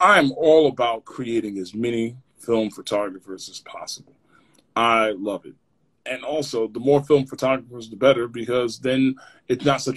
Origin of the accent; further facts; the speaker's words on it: Maplewood, New Jersey, United States; I grew up in Maplewood